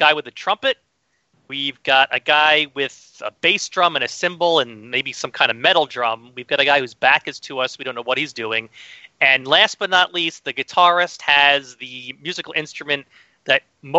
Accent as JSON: {"language": "English", "town": "New York City", "region": "New York", "country": "United States", "said": "Now, as a New Yorker, I'm, of course, very familiar with Broadway and Broadway shows."}